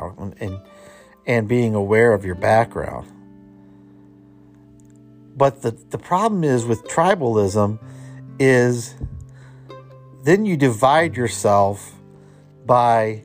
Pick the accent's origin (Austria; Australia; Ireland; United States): United States; Cleveland, Ohio; born or raised there